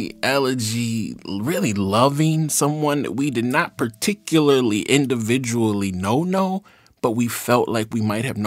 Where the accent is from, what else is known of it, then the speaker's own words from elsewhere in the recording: Jackson, Mississippi, United States; moved away; I'm from Jackson, Mississippi